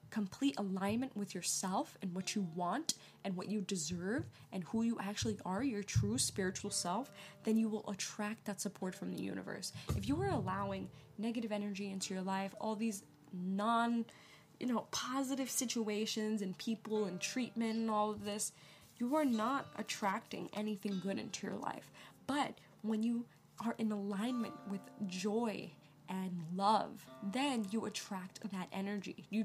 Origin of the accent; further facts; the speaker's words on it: New York, United States; moved away as an adult; now in Los Angeles, United States; I'm originally from New York, the East Coast. I moved out here when I was 19 years old by myself